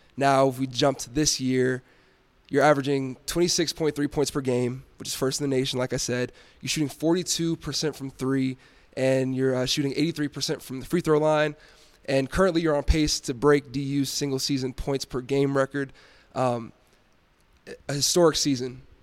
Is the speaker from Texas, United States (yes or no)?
yes; Dallas, Texas, United States; moved away as an adult; now in Denver, United States; I'm originally from Dallas, Texas